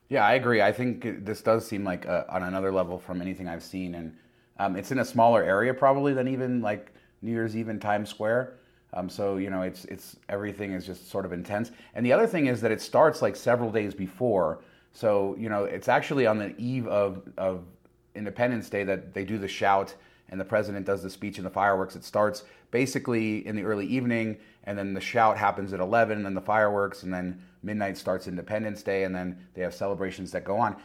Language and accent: English; Las Vegas, Nevada, United States; I'm from Las Vegas